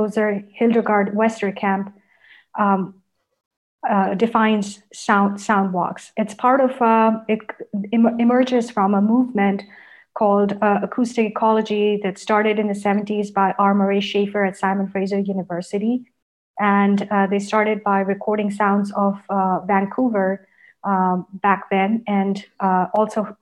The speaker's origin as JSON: {"language": "English", "town": "Karachi", "region": "Sindh", "country": "Pakistan", "tie": "born or raised there", "second_language": "English", "moved": "yes", "said": "When I grew up in Karachi, we were living with our grandparents"}